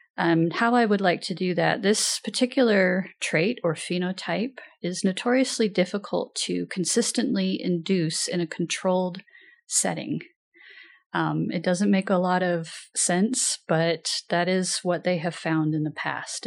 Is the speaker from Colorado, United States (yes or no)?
no; Pendleton, Oregon, United States; also born or lived in Washington; I'm originally from Pendleton, Oregon